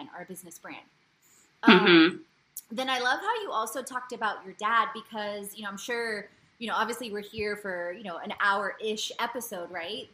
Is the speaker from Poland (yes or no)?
yes; Poland; now in United States; I was born in Poland, and my mom's Polish, and my dad's Bulgarian